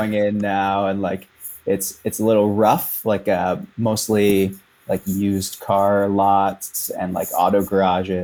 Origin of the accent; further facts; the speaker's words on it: Wisconsin, United States; moved away as an adult; also born or lived in California; now in Kingston, Canada; grew up a lot of my young adult life in Wisconsin